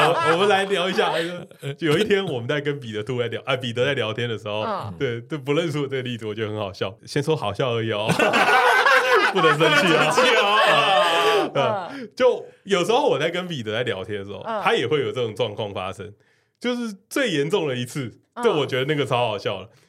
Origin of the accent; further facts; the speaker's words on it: Taipei, Taiwan; 就是我们是一个台北人的群组，我们没有人在台南，